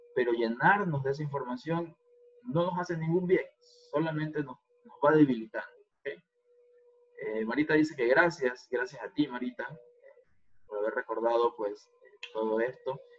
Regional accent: Guayaquil, Guayas, Ecuador; en mi caso, otras como guayaquileño

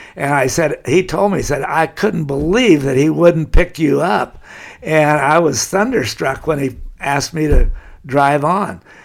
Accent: Laguna Beach, California, United States; I've lived there all my life. I'm born there

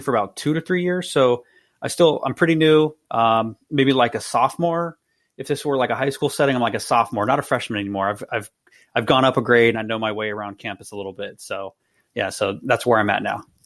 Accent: East Bay, California, United States; now in San Jose, United States; I'm originally from the East Bay

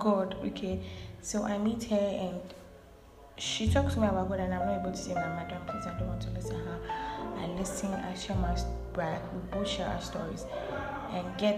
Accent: Ghana; I'm a Ghanaian.

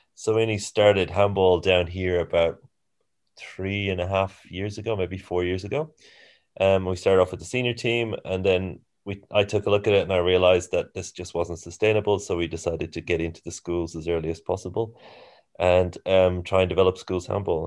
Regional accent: Ireland; moved away as an adult; also born or lived in Singapore / Germany / Australia; now in New Zealand; I'm from Ireland originally

